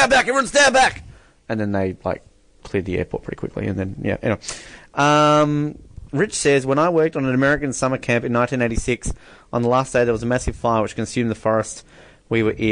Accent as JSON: {"language": "English", "country": "Australia", "said": "as an Aussie"}